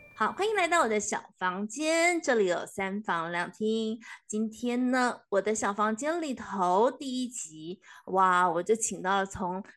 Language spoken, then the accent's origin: Chinese; Taiwan; 你保有一种我们台湾人、中国人的一种传统的思想